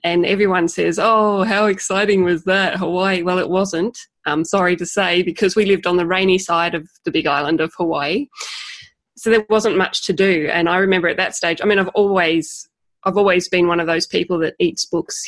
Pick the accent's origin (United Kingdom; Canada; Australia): Australia; Tasmania; I hope you can understand my accent. I come from Tasmania